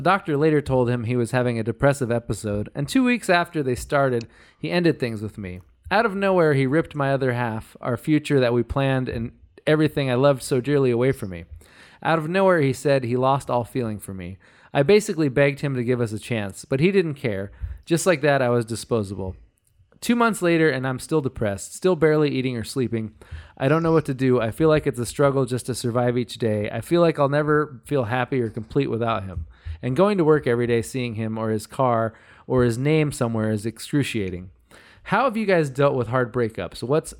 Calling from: Toronto, Ontario, Canada; I'm 23 and from Toronto, Canada, and I absolutely love the podcast.

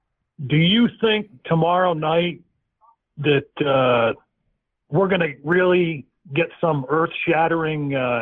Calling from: Pennsylvania, United States; I'm calling from Northwestern Pennsylvania.

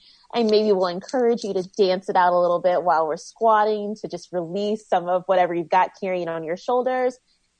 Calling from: San Francisco, California, United States; I am in San Francisco in my living room, just finished teaching a live stream workout.

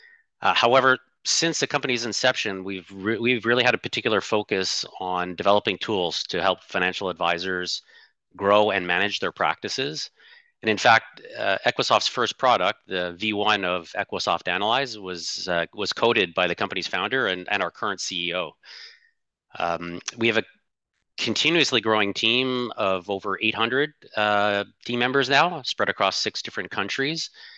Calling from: Ottawa, Ontario, Canada; I'm calling in from Ottawa, Ontario, Canada's national capital.

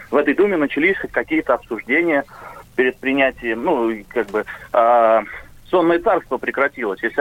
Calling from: Novosibirsk, Novosibirsk Oblast, Russia; я из Новосибирска звоню.

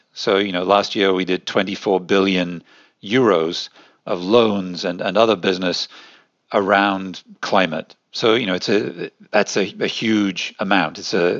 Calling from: Luxembourg; Luxembourg. That's where the European Investment Bank is.

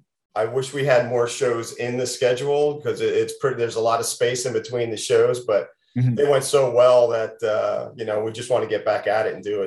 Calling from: Las Vegas, Nevada, United States; yeah, I'm calling from Las Vegas. It is not cold here.

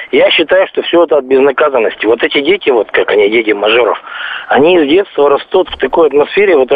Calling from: Lipetsk, Lipetsk Oblast, Russia; Звоню я из Липецка.

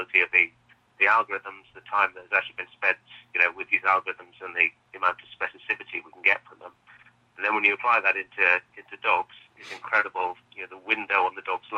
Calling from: Cambridge, East of England, United Kingdom; also born or lived in Oxford; I'm calling you from Cambridge in the UK.

